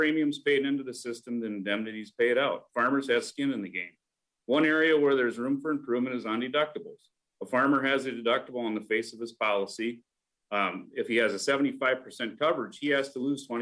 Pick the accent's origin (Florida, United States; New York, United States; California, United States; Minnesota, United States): Minnesota, United States; Farmington; now in Cannon Falls, United States; I grew up in Farmington, a Twin Cities suburb, but now I live in Cannon Falls on the family farm